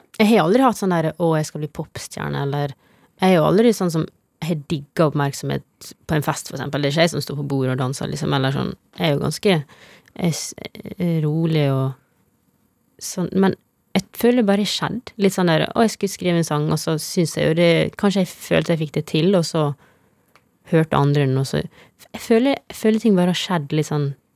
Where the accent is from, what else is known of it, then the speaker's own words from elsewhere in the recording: Tennfjord, Møre og Romsdal, Norway; moved away; Det er der jeg vokste opp. Mm, ei lita bygd med to butikker.